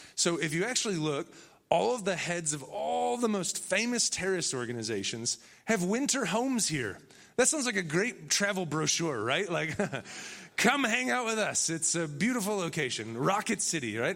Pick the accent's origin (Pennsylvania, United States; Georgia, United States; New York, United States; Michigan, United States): Michigan, United States; Benton Harbor; moved away; also born or lived in Chicago; I'm really from Michigan